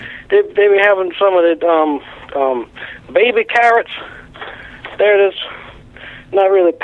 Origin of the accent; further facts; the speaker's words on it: Tennessee, United States; I'm from Tennessee.